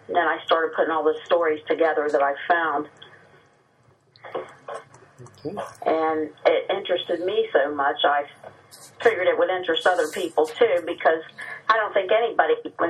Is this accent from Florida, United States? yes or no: no; Wintersville, Ohio, United States; also born or lived in Steubenville, Ohio; Well, I was born in Steubenville, Ohio, and raised in Wintersville, which is at the East Corporation, or the West Corporation limits of Steubenville.